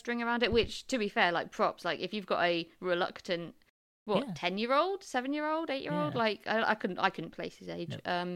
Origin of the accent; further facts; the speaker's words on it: England, United Kingdom; I grew up in the South